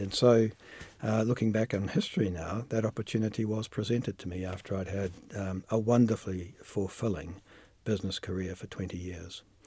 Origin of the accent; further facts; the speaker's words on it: New Zealand; moved away as an adult; also born or lived in United Kingdom